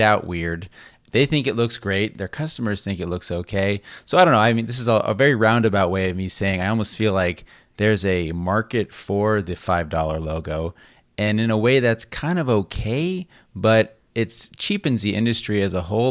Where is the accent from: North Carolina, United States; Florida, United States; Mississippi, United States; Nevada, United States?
Nevada, United States; Las Vegas; moved away as an adult; also born or lived in San Diego / Reno; now in Sacramento, United States; I was born and raised in Las Vegas as well. And I left when I, um, graduated high school.